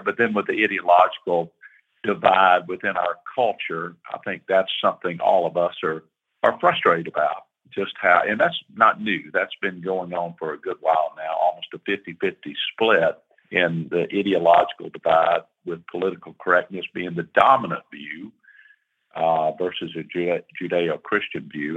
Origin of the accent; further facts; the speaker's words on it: Atlanta, Georgia, United States; I grew up in Atlanta